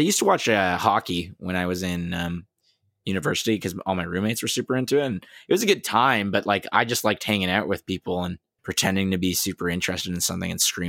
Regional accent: Queens, New York, United States; Queens. Hey, I'm from Queens.

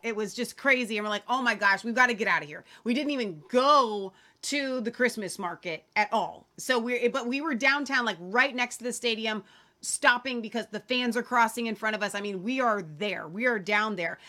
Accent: Cincinnati, Ohio, United States; We are from Cincinnati

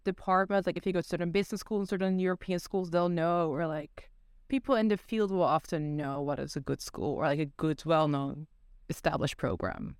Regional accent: Netherlands; also born or lived in South Korea; now in United States; growing up in Netherlands

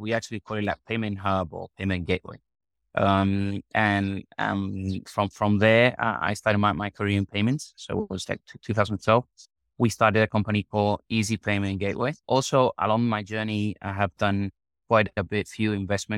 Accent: Marbella, Andalusia, Spain; also born or lived in Madrid; Spain, in Marbella, where I was born

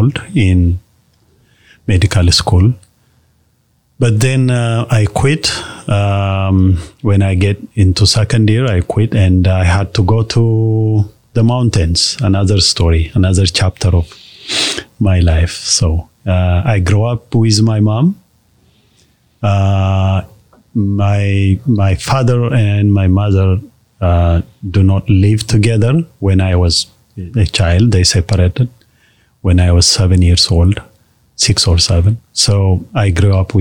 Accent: Addis Ababa, Ethiopia; Born in Addis Ababa, it's called the capital city of Ethiopia. I was born there, raised there as a city boy

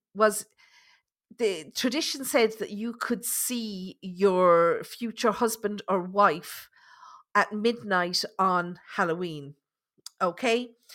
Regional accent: Ireland; being Irish

